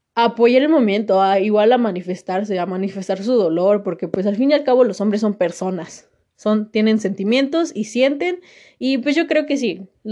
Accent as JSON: {"language": "Spanish", "country": "Mexico"}